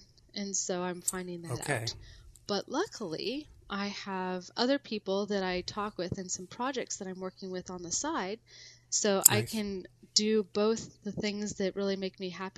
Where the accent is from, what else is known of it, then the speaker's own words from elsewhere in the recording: Seattle, Washington, United States; I grew up in the Seattle area